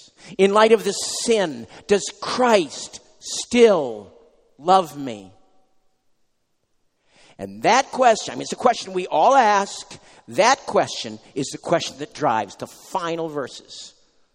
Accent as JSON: {"language": "English", "region": "New England", "country": "United States", "moved": "yes", "lives_now": "New Jersey, United States", "said": "I'm from New England. We have sort of mountains here. There, I should say. But here in New Jersey"}